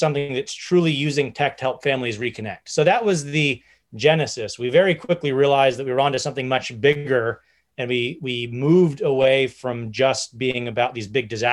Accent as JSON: {"language": "English", "area": "an hour north of San Francisco", "region": "California", "country": "United States", "tie": "born or raised there", "also_born_or_lived": "Silicon Valley", "said": "I grew up about an hour north of San Francisco"}